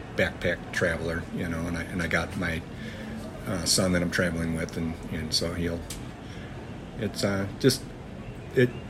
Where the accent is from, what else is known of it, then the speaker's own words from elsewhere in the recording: Michigan, United States; We are visiting from the United States, Michigan